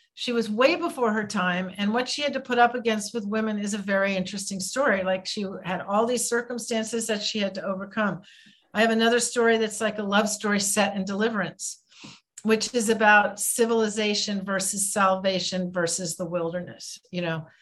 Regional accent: United States; I'm an American

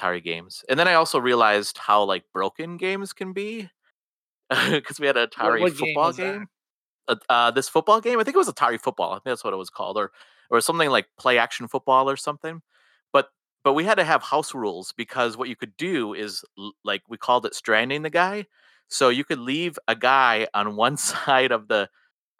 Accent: Wisconsin, United States; I am from Wisconsin and I was raised in Wisconsin

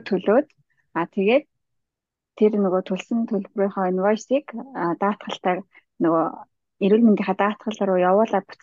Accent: Mongolia; moved away as an adult; now in Sydney, Australia

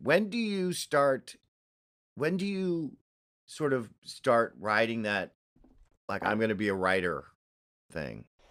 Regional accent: New York, United States; also born or lived in Chicago; I'm from New York, I love New York, I'm, I'm New York all, all the way

